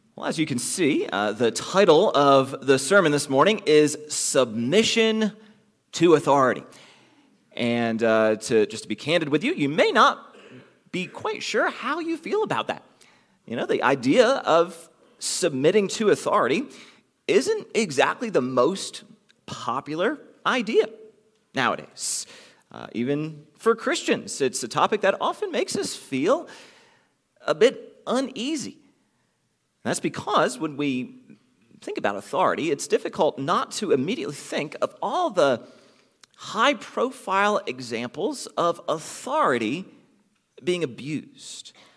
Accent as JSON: {"language": "English", "country": "United States", "said": "those of us f, who are from the United States"}